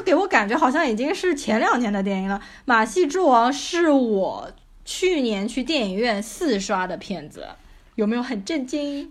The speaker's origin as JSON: {"language": "Chinese", "region": "Shanghai", "country": "China", "accent": "Shanghainese", "said": "我在家里，我都是跟父母说上海话的"}